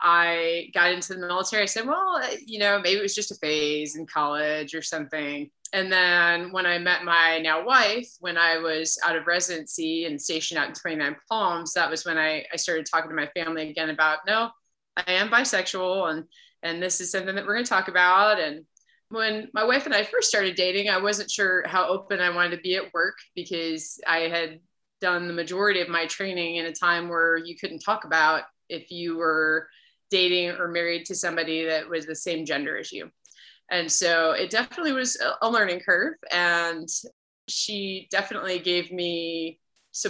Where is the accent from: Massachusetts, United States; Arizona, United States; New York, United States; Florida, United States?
Massachusetts, United States; Lakeville; moved away as an adult; also born or lived in Rhode Island / Okinawa, Japan / San Diego; I grew up in New England in Massachusetts, a little town called Lakeville, about half an hour outside of Boston